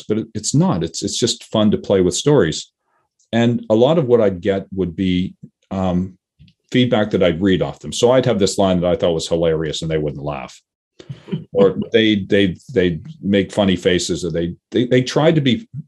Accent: Toronto, Ontario, Canada; I grew up in Toronto.

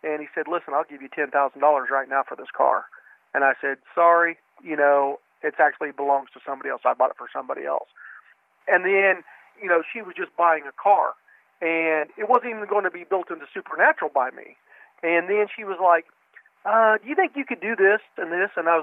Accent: Kansas, United States; I'm just a dumbass country farm boy. I'm from Kansas.

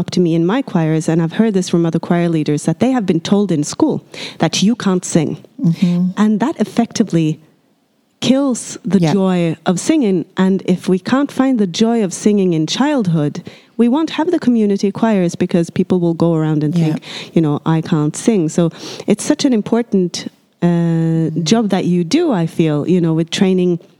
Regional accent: Norway; I'm from Norway

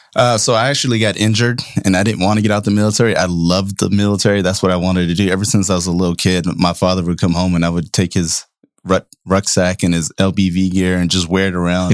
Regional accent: Oakland, California, United States; growing up in Oakland in, uh, ninety-eighth and East fourteenth

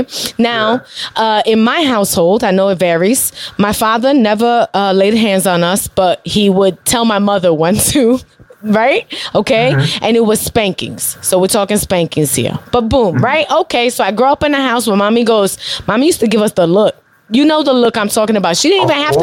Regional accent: New York City, New York, United States; I grew up in Bushwick.

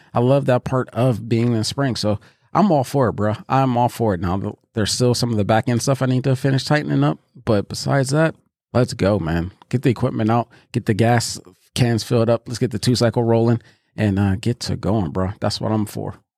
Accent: Pittsburgh, Pennsylvania, United States; now in Columbus, United States; I'm from Pittsburgh. Um, and for those that don't know, I live in Columbus, Ohio now

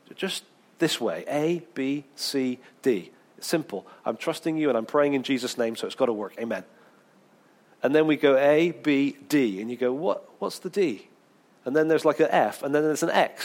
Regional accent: England, United Kingdom; being really English

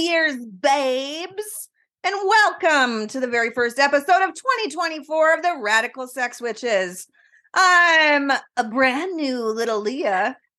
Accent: Canada; also born or lived in northern British Columbia; now in British Columbia, Canada; we're true Canadians

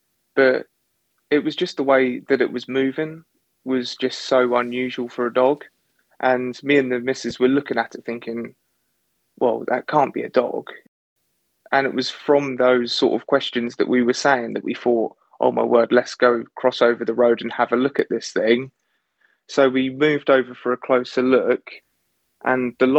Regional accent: Suffolk, East of England, United Kingdom; growing up in Suffolk

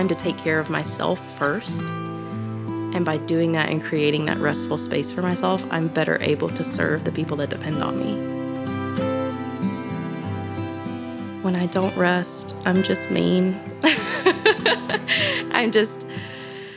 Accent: Florida, United States; moved away as an adult; now in Walland, United States; I grew up in Florida, water girl, and I moved up here a few years ago

